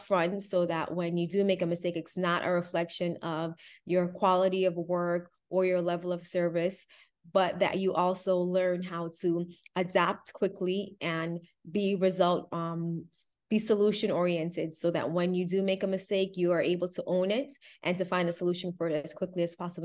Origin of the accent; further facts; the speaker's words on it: Miami, Florida, United States; I grew up in Miami